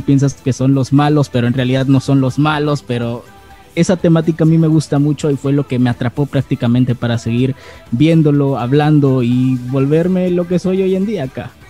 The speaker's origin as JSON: {"language": "Spanish", "town": "Acapulco", "region": "Guerrero", "country": "Mexico", "said": "soy de Acapulco Guerrero, soy de México"}